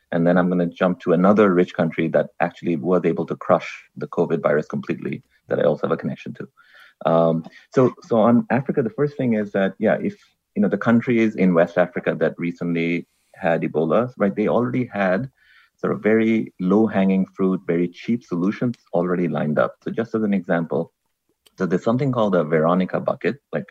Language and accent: English; Bangladesh; now in United States; I come from Bangladesh, that's where I grew up